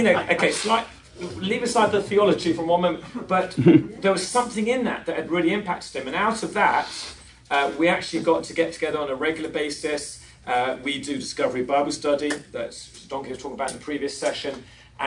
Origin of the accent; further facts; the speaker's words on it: England, United Kingdom; moved away as an adult; now in Long Beach, United States; We came from England